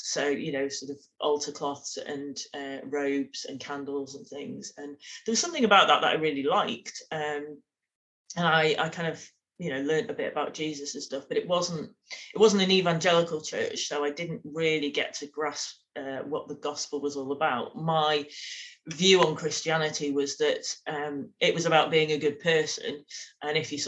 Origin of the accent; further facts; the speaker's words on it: Manchester, North West England, United Kingdom; I'm Mancunian, very proud of that. Grew up in Manchester